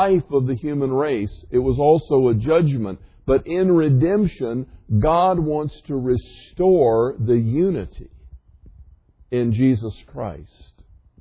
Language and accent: English; the South, United States; I grew up in the South